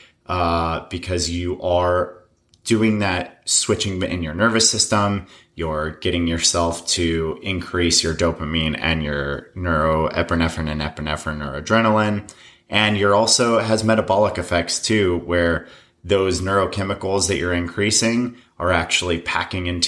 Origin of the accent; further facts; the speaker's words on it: Colorado, United States; moved away; I grew up in Colorado, and I got out of there pretty much as quickly as I could